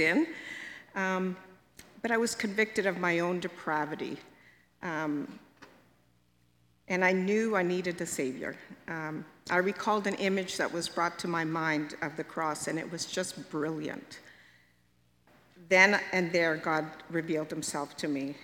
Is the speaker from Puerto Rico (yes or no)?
no; Hamilton, Ontario, Canada; I was born in Hamilton and lived here all my life.